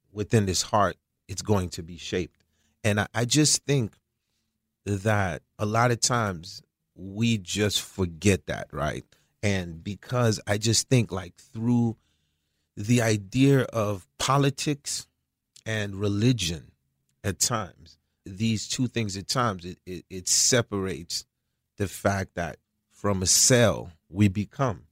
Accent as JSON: {"language": "English", "town": "Croix-des-Bouquets", "country": "Haiti", "tie": "born or raised there", "also_born_or_lived": "United States", "moved": "yes", "said": "I was born in Haiti in a, a small place called Kwadebuke."}